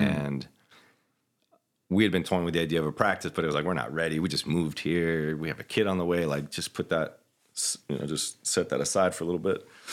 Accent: Orlando, Florida, United States; born or raised there; moved away as an adult; also born or lived in Ocala, Florida / Alaska; now in Spokane, United States

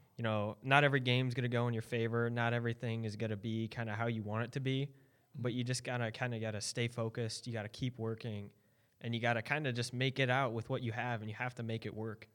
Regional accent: Indiana, United States; also born or lived in Maryland; I started skating after I moved to Indiana from Maryland

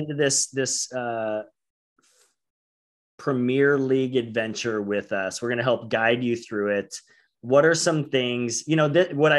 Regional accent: Oregon, United States; families from the Bay Area. I grew up in Oregon.

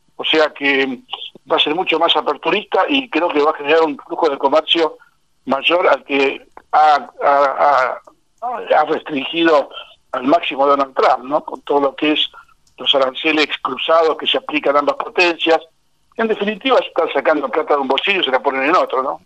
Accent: Argentina; en Argentina estamos

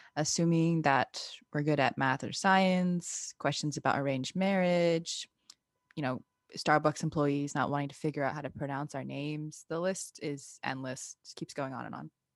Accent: United States; also born or lived in India; being brown first gen women in America

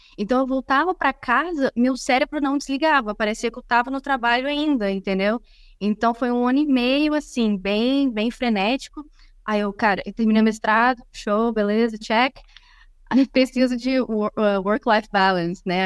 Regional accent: Brazil; moved away as an adult; now in Silicon Valley, United States; eu sou brasileira

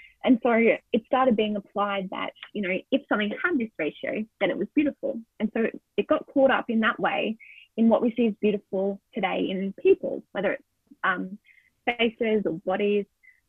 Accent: Australia; So as an Australian, I would like to acknowledge the Aboriginal and Torres Strait Islander people of so-called Australia

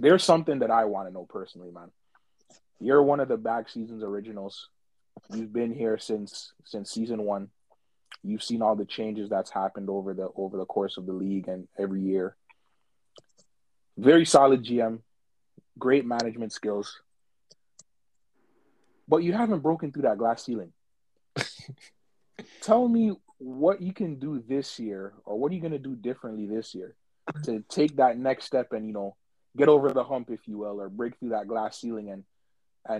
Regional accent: Missouri, United States; I'm from Missouri. I'm from the Show Me State

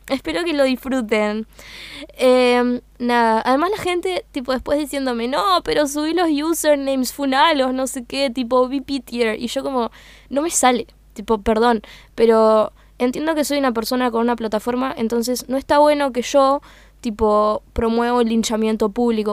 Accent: Uruguay; accent: Uruguayan (English); mi inglés es uruguayo.

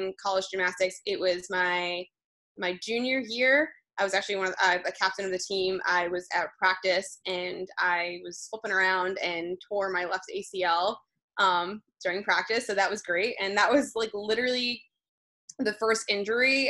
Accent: New Jersey, United States; moved away as an adult; also born or lived in Rhode Island; now in New York City, United States; I grew up in New Jersey

